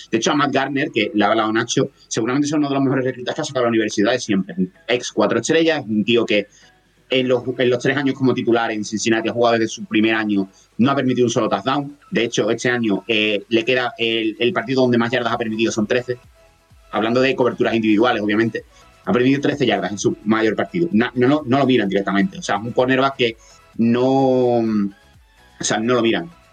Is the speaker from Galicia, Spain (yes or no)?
no; Andalusia, Spain; accent: Andalusian